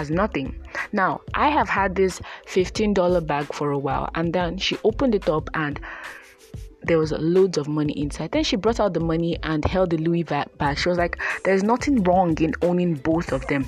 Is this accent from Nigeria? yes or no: yes; Nigeria; growing up in Nigeria and as a Nigerian girl growing up